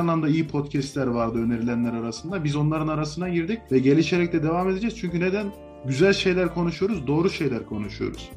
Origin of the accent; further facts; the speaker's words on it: Niğde, Turkey; bizim Niğde mutfağında